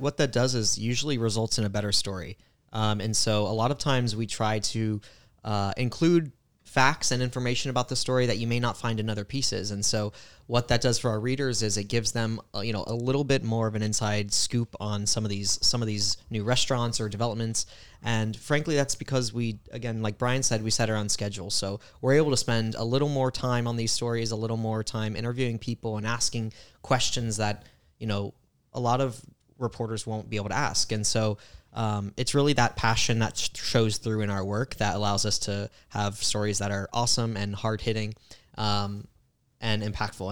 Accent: Tampa Bay area, Florida, United States; grew up in the Tampa Bay area

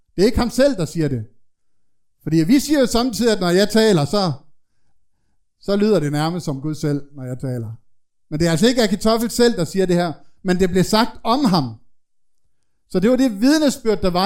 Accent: Denmark; nu er jeg jo fra Jylland

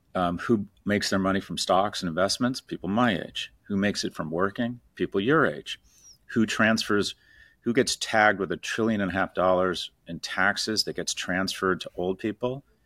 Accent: California, United States; I was born in the Ca-, California in the sixties

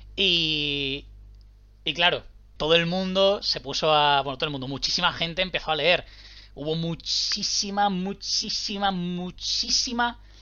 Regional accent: Spain; hayamos dado como comunidad española tanto a un escritor

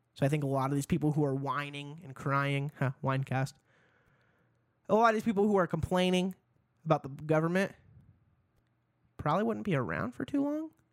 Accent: Idaho, United States; also born or lived in Seattle; now in Boise, United States; I grew up in Idaho

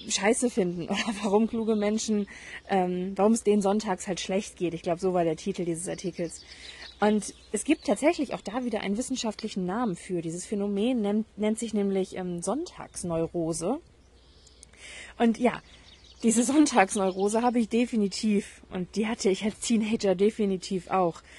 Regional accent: Hamburg, Germany; Ich bin Halbirin, ich bin in Hamburg aufgewachsen. Ich kenne Regen, dachte ich. Ich bin ein norddeutsches Mädchen.

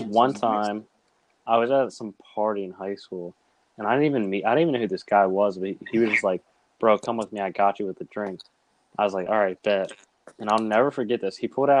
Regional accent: New Zealand; Listen, I'm a Kiwi till the day I die.

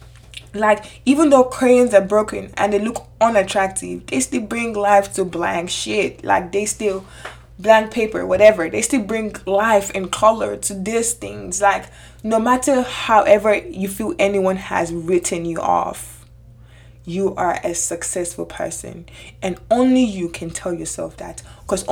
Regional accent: Nigeria; moved away; I grew up in Nigeria for the most part of my childhood age.

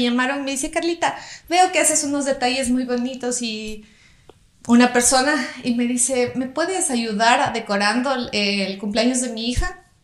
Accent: Loja, Ecuador; soy de Loja

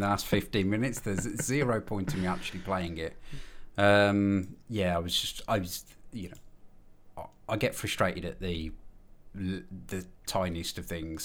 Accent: Birmingham, West Midlands, United Kingdom; I'm from Birmingham, and I'm known as …

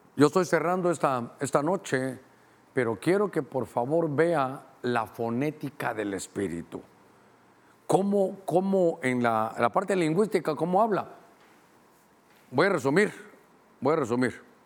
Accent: Honduras; a mí como catracho

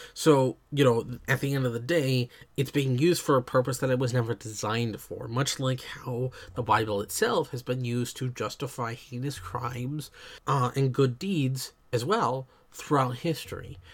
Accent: United States; I am American

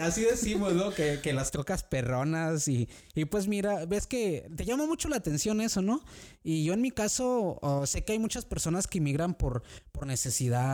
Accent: San Luis de la Paz, Guanajuato, Mexico; moved away as an adult; now in Oxford, United States; yo soy originario de, de Guanajuato, México, este, de un pueblo pequeñito que se llama San Luis de la Paz

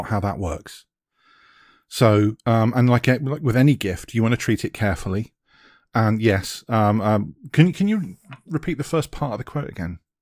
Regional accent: United Kingdom; accent: British; being a Brit

